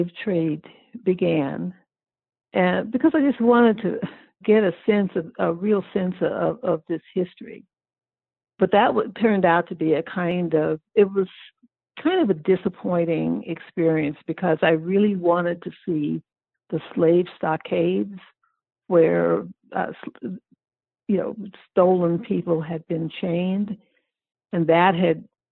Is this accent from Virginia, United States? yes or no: no; Oakland, California, United States; I grew up in Oakland, California